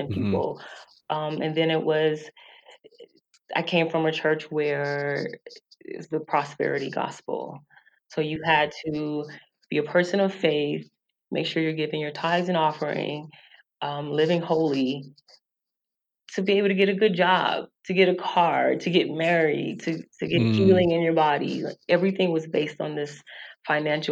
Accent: the South, United States; I'm from the South, and from a long line of preachers in my family

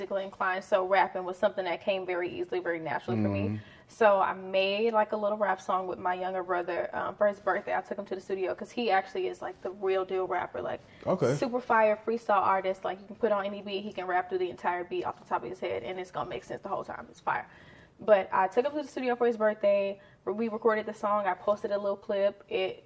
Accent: Houston, Texas, United States; I'm from Houston, Texas. Specifically, I'm from Ridgemont

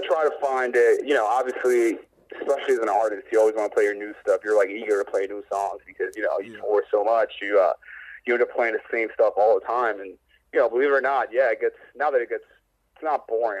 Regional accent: New York, United States; I'm from New York

